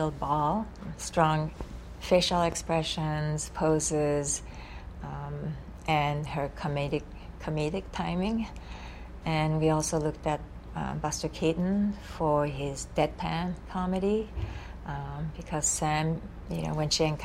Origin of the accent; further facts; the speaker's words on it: Japan; English is a second language; moved away; Here I am from Japan. English is my third language.